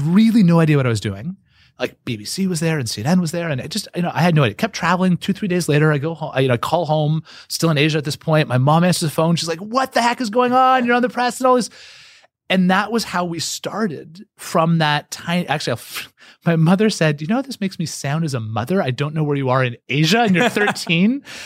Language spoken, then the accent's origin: English; Canada; I'm Canadian